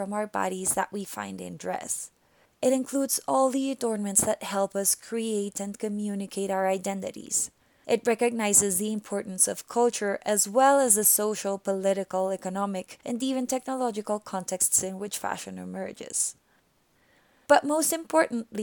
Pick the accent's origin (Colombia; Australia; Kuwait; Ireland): Colombia; my home country of Colombia